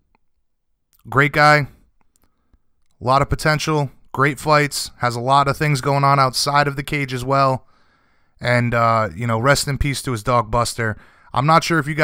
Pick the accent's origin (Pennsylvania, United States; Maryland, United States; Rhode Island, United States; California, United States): Rhode Island, United States; I'm from Rhode Island, and, you know, we normally deal with winter.